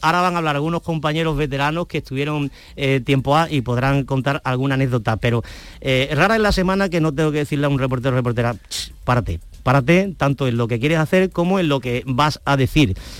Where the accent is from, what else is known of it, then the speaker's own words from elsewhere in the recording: Andalusia, Spain; porque somos andaluces.